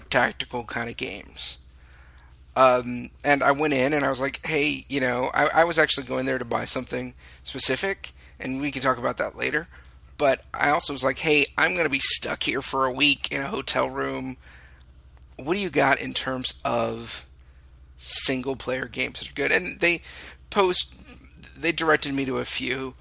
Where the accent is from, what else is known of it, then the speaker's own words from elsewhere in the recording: California, United States; also born or lived in Texas; I'm a Californian